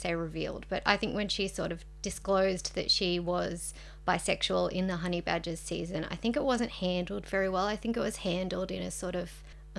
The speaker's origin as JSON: {"language": "English", "town": "Sydney", "region": "New South Wales", "country": "Australia", "said": "We're journalists from Sydney."}